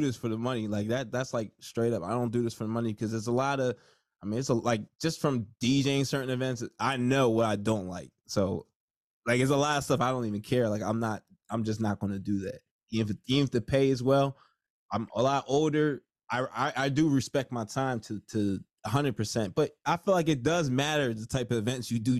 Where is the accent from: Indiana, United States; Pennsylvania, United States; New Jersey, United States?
New Jersey, United States; I'm from Jersey.